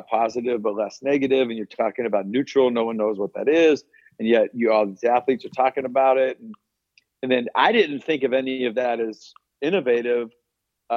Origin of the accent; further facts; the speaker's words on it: West Coast, United States; moved away; also born or lived in Bradenton, Florida / Arizona; I'm from the West Coast